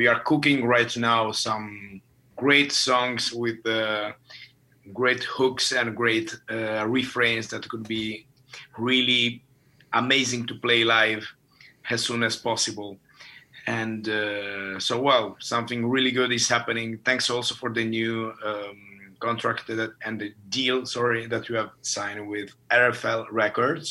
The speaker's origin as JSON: {"language": "English", "country": "Italy", "moved": "yes", "lives_now": "Finland", "said": "My home country is Italy."}